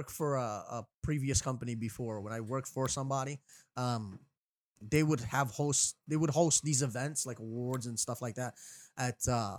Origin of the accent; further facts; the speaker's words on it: Florida, United States; I'm from Florida. Man. I'm from Florida.